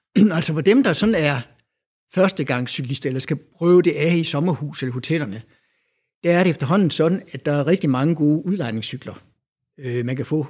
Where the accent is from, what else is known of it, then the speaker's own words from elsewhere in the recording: Denmark; now in Aarhus, Denmark; jeg er jo jyde